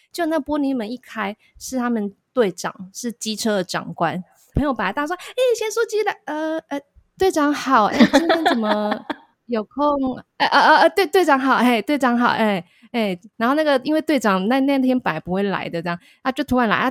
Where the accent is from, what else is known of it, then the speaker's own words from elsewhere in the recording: Tainan, Taiwan; also born or lived in Taichung / Chiang Mai; 因为我是台南人